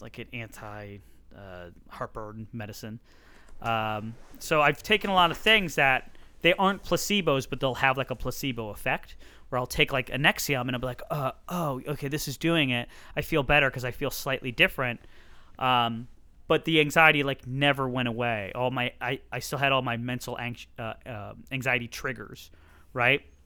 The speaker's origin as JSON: {"language": "English", "town": "Hartford", "region": "Connecticut", "country": "United States", "said": "I'm from Hartford, Connecticut"}